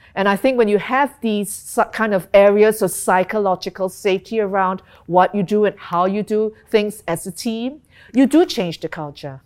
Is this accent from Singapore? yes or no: yes; Singapore; moved away as an adult; also born or lived in London / Hong Kong / Tokyo; I'm Singaporean, um, but I've, I've spent a lot of my working life overseas